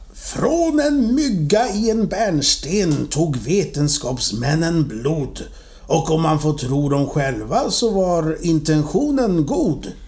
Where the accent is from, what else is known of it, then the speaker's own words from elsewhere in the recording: Sweden; jag är ju från Sverige också